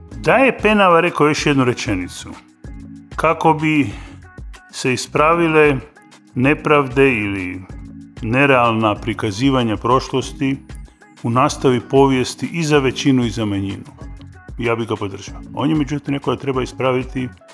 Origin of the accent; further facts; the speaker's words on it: Zagreb, City of Zagreb, Croatia; accent: urban Kajkavian; kao urbano kajkavca iz Zagreba